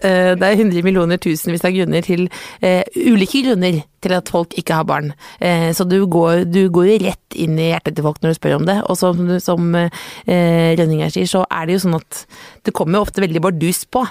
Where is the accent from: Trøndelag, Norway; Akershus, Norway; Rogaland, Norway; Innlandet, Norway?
Akershus, Norway; Jessheim; moved away; Jeg kommer fra Jessheim, veldig hyggelig sted.